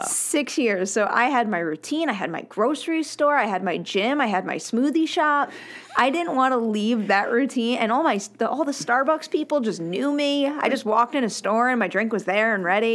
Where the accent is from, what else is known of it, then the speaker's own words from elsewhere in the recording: Roslyn, New York, United States; also born or lived in Manhattan, New York; I grew up on Long Island, I went to school in Manhattan